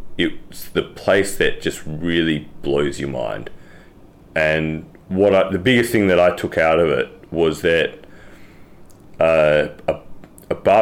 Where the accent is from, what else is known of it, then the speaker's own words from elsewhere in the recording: Perth, Western Australia, Australia; moved away as an adult; also born or lived in Sydney / London; now in Singapore; from Perth. Grew up in Perth, Western Australia.